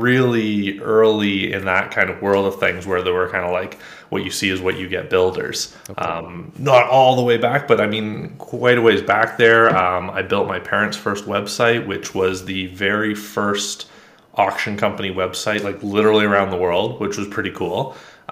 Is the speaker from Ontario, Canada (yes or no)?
yes; Ontario, Canada; I grew up just north of a small town, definitely not like in the suburbs, very rural area, pretty standard, what do they call it, the nuclear family. Okay. Went to school relatively close by, Canadian, by the way, north of Toronto, about an hour.